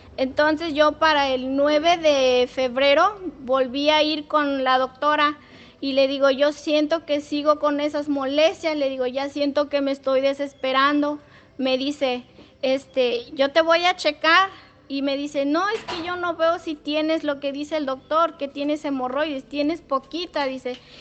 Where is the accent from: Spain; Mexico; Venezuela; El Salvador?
Mexico; Matlapa, San Luis Potosí; soy de Nexcuayo, Matlapa